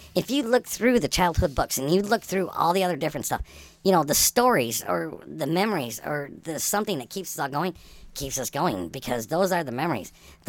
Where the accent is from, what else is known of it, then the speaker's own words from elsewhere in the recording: Canada; It's just like, I'm from Canada.